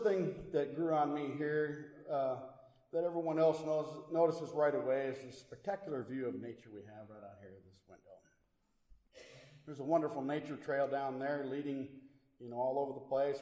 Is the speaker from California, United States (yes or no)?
no; Milwaukee, Wisconsin, United States; my hometown of Milwaukee